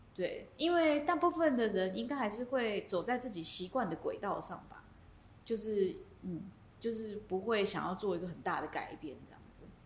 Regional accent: Miaoli County, Taiwan; moved away as an adult; also born or lived in Taichung; now in United States; 我是苗栗人

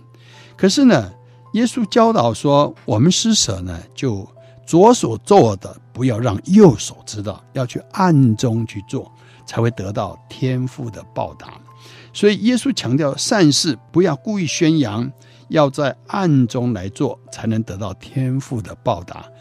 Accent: China; 所以古代我们中国人在遇到困难的时候说“苍天呐，天呐”

